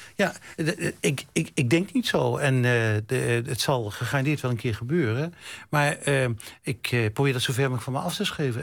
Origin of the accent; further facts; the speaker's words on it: Zwolle, Overijssel, Netherlands; ik kom uit Zwolle